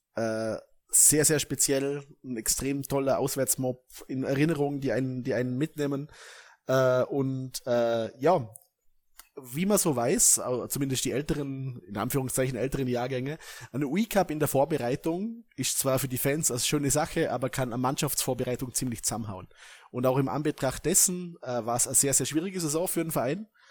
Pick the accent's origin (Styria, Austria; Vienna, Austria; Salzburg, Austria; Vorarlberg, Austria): Vorarlberg, Austria; als Vorarlberger